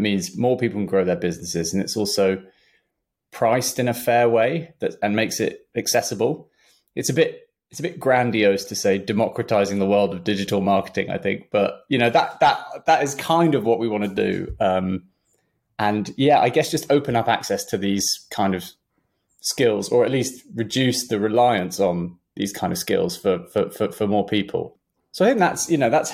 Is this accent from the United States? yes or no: no; London, United Kingdom; I grew up in Southwest London